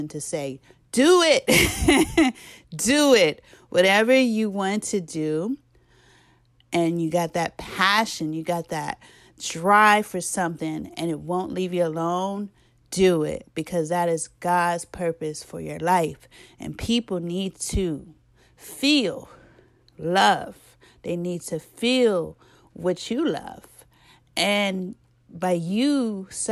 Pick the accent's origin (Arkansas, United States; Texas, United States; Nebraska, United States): Arkansas, United States; because I'm from Arkansas.